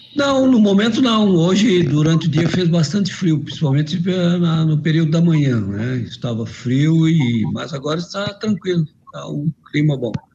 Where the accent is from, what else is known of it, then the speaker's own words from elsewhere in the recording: Criciúma, Santa Catarina, Brazil; Eu sou de Criciúma